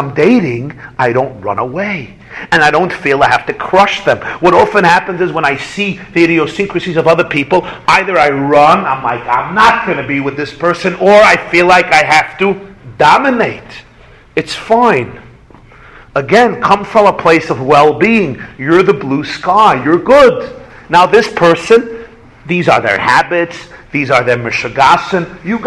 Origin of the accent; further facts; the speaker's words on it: New York, United States; I come from New York